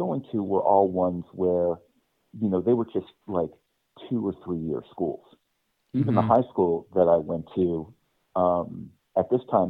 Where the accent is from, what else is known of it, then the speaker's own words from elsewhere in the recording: Silver Spring, Maryland, United States; moved away; also born or lived in Washington, D.C.; Born in Washington. I grew up in Silver Spring, Maryland.